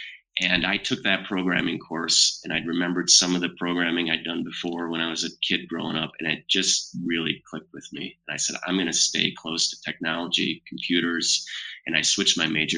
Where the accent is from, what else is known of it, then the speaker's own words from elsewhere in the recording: Grand Rapids, Michigan, United States; moved away as an adult; also born or lived in Marshall, Michigan / Chicago, Illinois; I grew up in Grand Rapids, Michigan